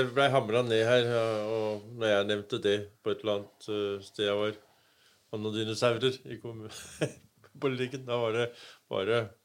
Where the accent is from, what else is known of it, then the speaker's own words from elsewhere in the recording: Denmark; now in Norway; Vi er jo en dansk familie som har kommet og, og overtatt